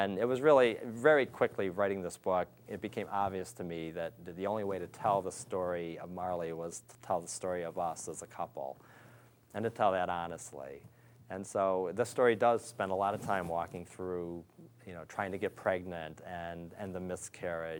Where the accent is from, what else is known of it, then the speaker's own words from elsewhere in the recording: Pontiac, Michigan, United States; moved away as an adult; also born or lived in Detroit, Michigan / Ohio; I was born in Detroit and grew up just outside Pontiac, Michigan.